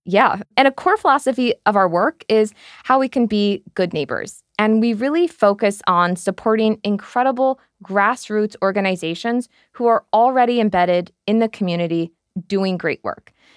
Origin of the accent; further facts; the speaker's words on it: United States; moved away as an adult; also born or lived in New York; now in London, United Kingdom; I'm an American based here in London